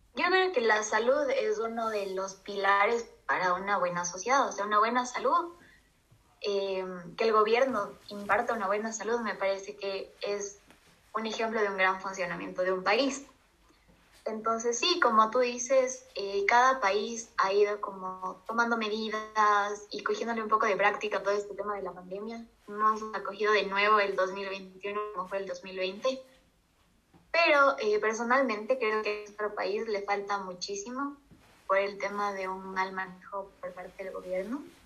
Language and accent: Spanish; Ecuador; Al final todos somos ecuatorianos